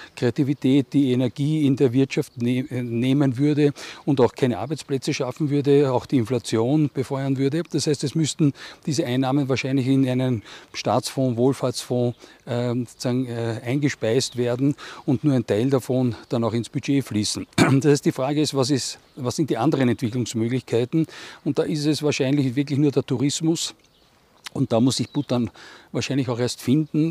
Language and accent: German; Austria; als Österreicher